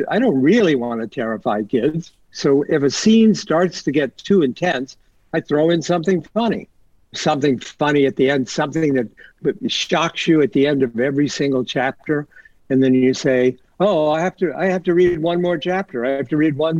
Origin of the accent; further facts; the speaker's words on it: Ohio, United States; I grew up in Ohio in a very, you know, quiet suburb